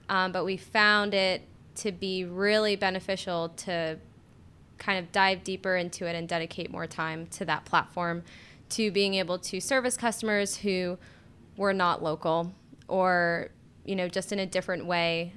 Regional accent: Florida, United States; moved away as an adult; now in Durham, United States; I am from Florida.

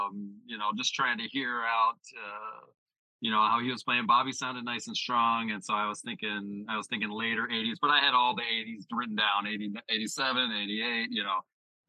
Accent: Pennsylvania, United States; I grew up outside of Philadelphia.

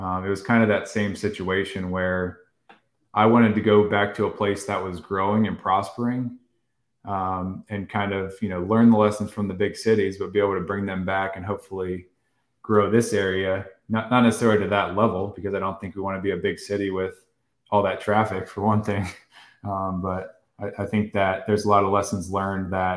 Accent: Virginia Beach, Virginia, United States; moved away as an adult; now in New York, United States; grew up on the Little Creek base, moved off the base, went to Independence Middle, Shelton Park Elementary over there, Princess Anne High School

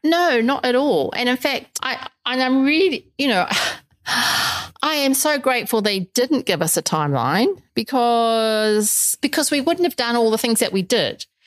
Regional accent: New Zealand; moved away as an adult; also born or lived in England / Middle East / South Africa / Brisbane, Australia; now in Australia; although I'm originally from New Zealand, I haven't lived there since well for forever since I was 22. Because I left New Zealand when I was 22

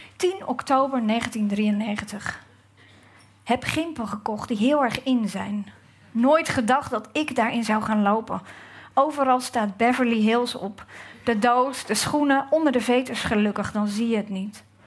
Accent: Gouda, South Holland, Netherlands; ik uit Gouda kom.

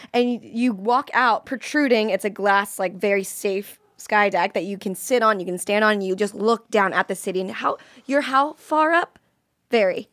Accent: Florida, United States; I'm from Florida

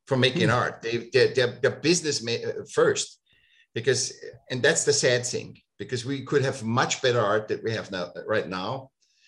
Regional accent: Vienna, Austria; I grew up in Vienna, you went to the Academy of Applied Arts

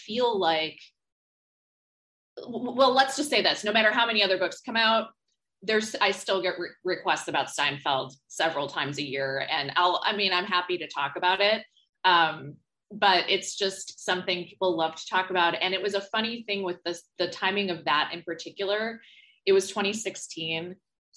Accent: Homer Glen, Illinois, United States; moved away as an adult; also born or lived in West Coast; now in New York City, United States; the suburbs of Chicago, Homer Glen, et cetera, where we're from

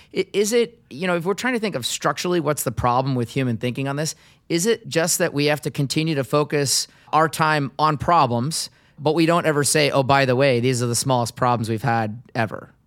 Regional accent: Seattle, Washington, United States; my hometown in Seattle

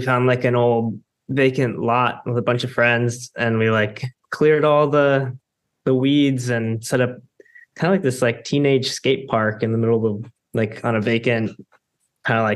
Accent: Houston, Texas, United States; now in Baltimore, United States; I grew up in Houston, and came to Baltimore in 2001

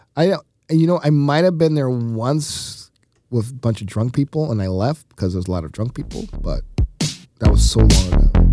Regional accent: the South, United States; now in Milwaukee, United States; I grew up with them in the South

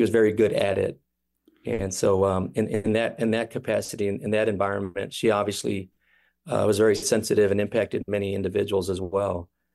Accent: Kansas City, Missouri, United States; we all were born and raised in Kansas City

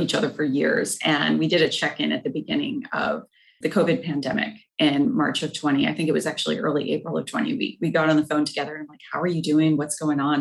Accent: Michigan, United States; moved away as an adult; also born or lived in Muskegon, Michigan; now in Austin, United States; I moved here 12 years ago from Michigan

